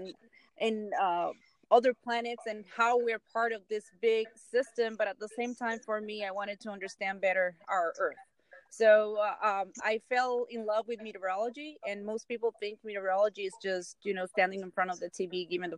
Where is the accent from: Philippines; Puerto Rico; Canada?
Puerto Rico; Guaynabo; I am from Guaynabo, Puerto Rico.